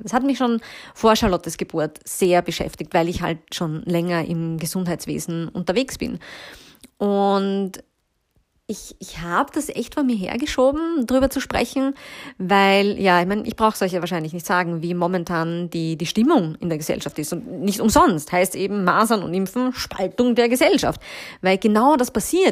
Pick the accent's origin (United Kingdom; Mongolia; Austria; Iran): Austria; bei uns in Österreich